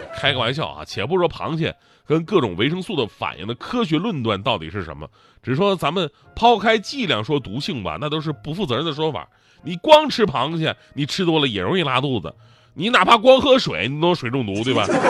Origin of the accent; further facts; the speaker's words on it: Northeast China, China; 比我们东北人还生性